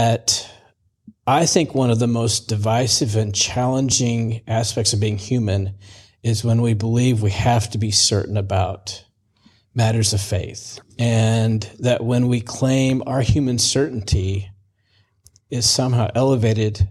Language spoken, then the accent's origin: English; Missouri, United States; moved away; also born or lived in Virginia; I grew up in Missouri, moved to Virginia